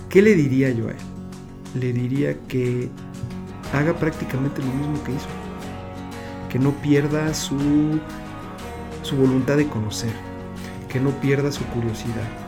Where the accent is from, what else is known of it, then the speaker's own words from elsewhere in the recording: Mexico City, Mexico; como muchos mexicanos lo hacíamos en la Ciudad de México.